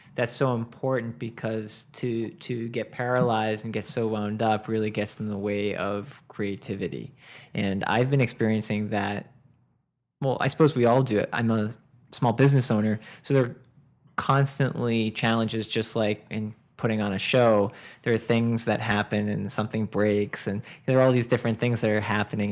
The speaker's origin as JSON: {"language": "English", "area": "Boston area", "region": "Massachusetts", "country": "United States", "tie": "born or raised there", "moved": "yes", "lives_now": "Westport, United States", "said": "I was growing up in the Boston area"}